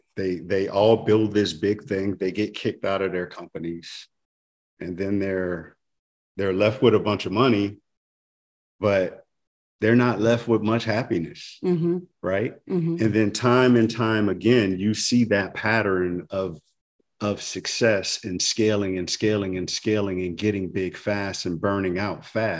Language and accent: English; New Orleans, Louisiana, United States; now in Atlanta, United States; I'm from New Orleans, mm-hmm. and I've been fortunate to have grown up in a city